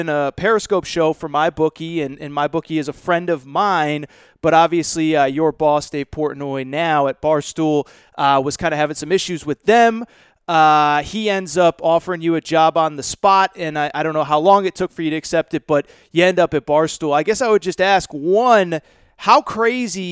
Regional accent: Connecticut, United States; also born or lived in New York; now in California, United States; I grew up in Connecticut, spent a lot of time in New York

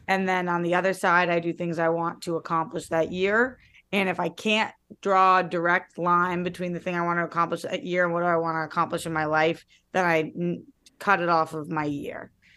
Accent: Boston, Massachusetts, United States; now in Los Angeles, United States; I'm from Boston

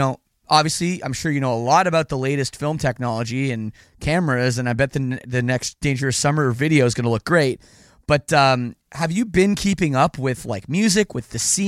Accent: Canada; I'm Canadian

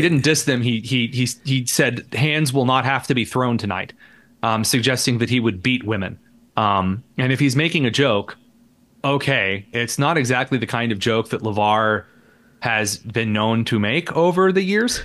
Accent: Indiana, United States; I am just a very average Hoosier in Indiana. I grew up in the sticks, in the mud and the dirt

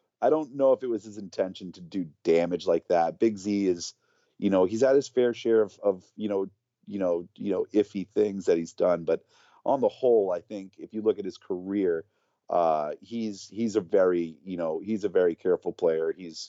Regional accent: New Bedford, Massachusetts, United States; The singer from … used to be in another band called …, who used to come to my hometown in New Bedford.

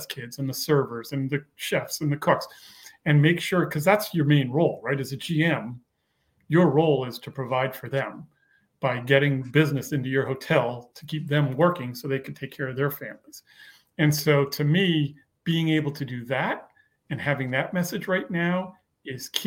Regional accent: Montreal, Quebec, Canada; moved away as an adult; also born or lived in Beaconsfield, Quebec / Calgary, Alberta / Beverly Hills; I'm born and raised in Montreal

